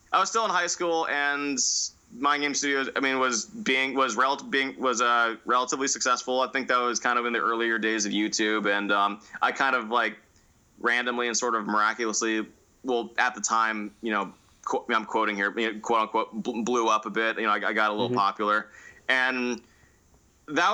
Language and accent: English; Northern California, United States; I say I'm from NorCal